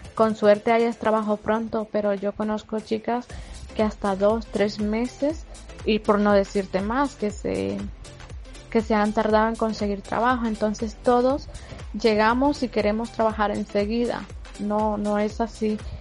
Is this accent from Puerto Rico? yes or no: no; Honduras; moved away as an adult; now in Spain; soy una chica hondureña que emigré con propósitos y con muchos objetivos